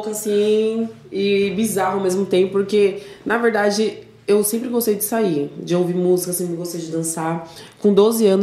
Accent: São Paulo, Brazil; Sou, sou daqui de São Paulo.

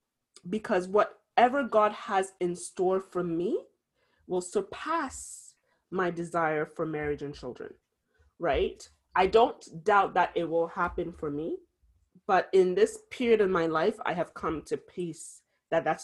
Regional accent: Ghana; being Ghanaian, it is a Fanti woman, to be specific. That's the tribe I'm from in Ghana.

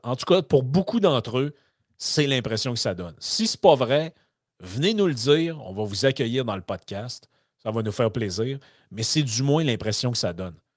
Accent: Quebec, Canada; par chez nous au Lac-Saint-Jean

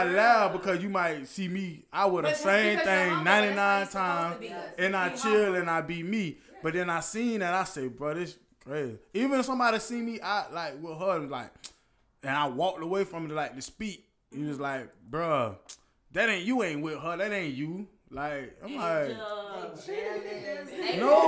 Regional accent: Fort Myers, Florida, United States; I'm from Fort Myers

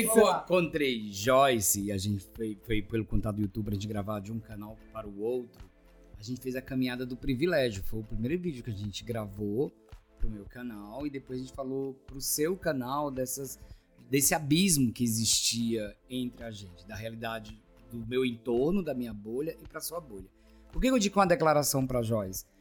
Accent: Ceará, Brazil; now in São Paulo, Brazil; eu vim do Ceará, tô há 16 anos em São Paulo

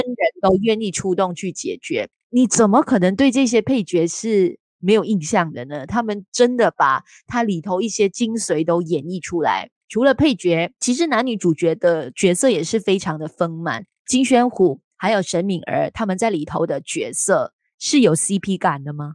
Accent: Kuala Lumpur, Malaysia; 因为我是住吉隆坡的

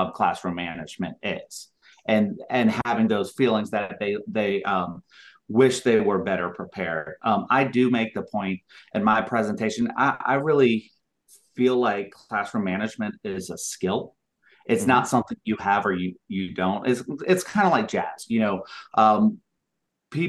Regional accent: Cobb County, Georgia, United States; moved away as an adult; also born or lived in Utah / Salt Lake City, Utah; I'm actually originally from Georgia and Cobb County. So coming back to Barbara Middle School and Cobb County Schools was coming home for me

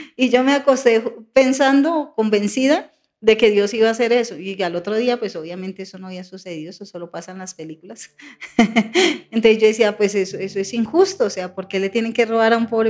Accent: Bogotá, Colombia; also born or lived in Tolima; soy hija de padres inmigrantes, campesinos vinieron a, Bogotá, desplazados más por la, lo que uno llama la violencia estructural socioeconómica, o sea, en el campo no había mayores posibilidades. Y mi papi se vino a Bogotá con mi madre. Yo estaba muy, muy niña, tenía por ahí dos años

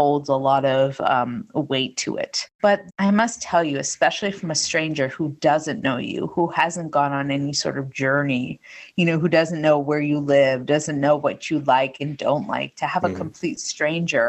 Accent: New England, United States; I grew up in New England

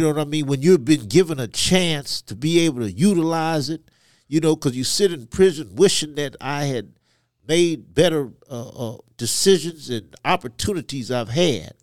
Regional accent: Côte d’Ivoire; born in Ivory Coast, West Africa, to parents who were missionaries

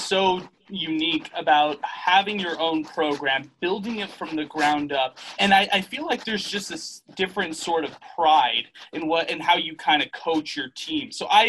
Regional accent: El Paso, Texas, United States; You could get there too. I'm from El Paso. This is right here for you to do as well.

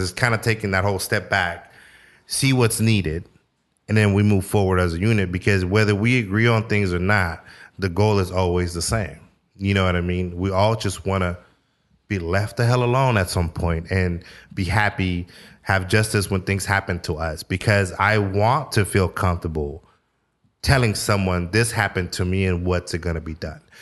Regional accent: San Francisco, California, United States; now in Sacramento, United States; growing up in San Francisco

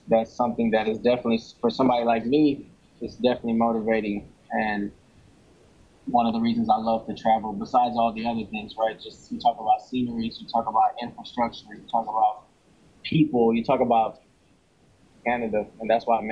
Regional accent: New Orleans, Louisiana, United States; I'm from New Orleans here in the U.S., Louisiana

